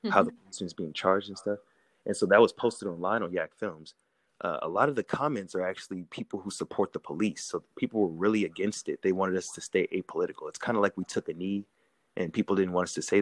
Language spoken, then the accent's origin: English; California, United States; also born or lived in Chicago, Illinois; I was born in Chicago, Illinois, and um, to two Black American parents who are descendants of slavery. Um, when my father joined the military when I was very young, the, the Navy specifically, we had to move to one coast and we moved to California.